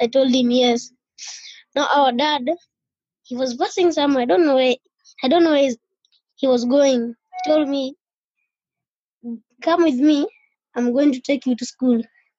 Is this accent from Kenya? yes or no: yes; Nairobi, Kenya; I was born in Madare, in the slums of Madare. I had the full family.